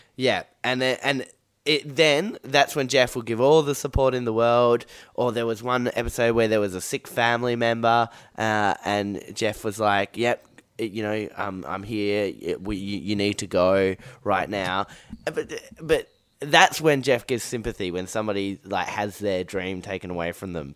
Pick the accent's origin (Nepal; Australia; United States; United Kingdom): Australia; Perth, Western Australia; I grew up in Perth